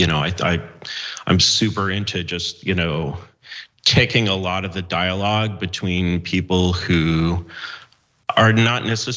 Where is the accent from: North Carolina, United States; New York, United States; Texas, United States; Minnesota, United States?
New York, United States; as a blue state American, proud Brown graduate here, New York Jew